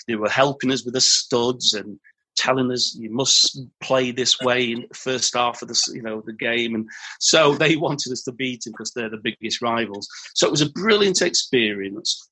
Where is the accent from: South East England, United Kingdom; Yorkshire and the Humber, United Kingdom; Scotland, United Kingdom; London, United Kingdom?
Yorkshire and the Humber, United Kingdom; as a Yorkshireman